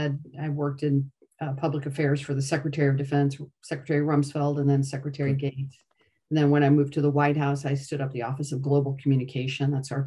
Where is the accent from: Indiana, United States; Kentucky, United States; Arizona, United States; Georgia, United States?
Indiana, United States; Gary; moved away as an adult; also born or lived in Portage, Indiana / Schererville, Indiana / Washington, D.C.; I'm originally from Indiana, born and raised. I started off as a first grade school teacher in Northwest Indiana. So if any of your listeners are from the region, that's where I hail.